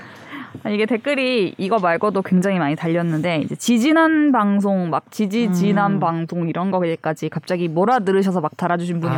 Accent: Ulsan, South Korea; moved away; 저의 고향 울산

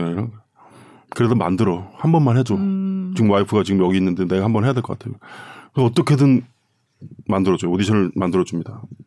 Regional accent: South Korea; moved away as an adult; also born or lived in Germany; now in Copenhagen, Denmark; 저희는 한국 사람이니까

